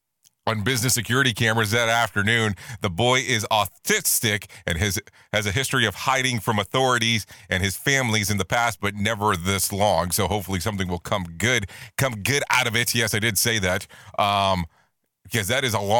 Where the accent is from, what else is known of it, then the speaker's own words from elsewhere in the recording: Ohio, United States; now in Orlando, United States; I was born in Ohio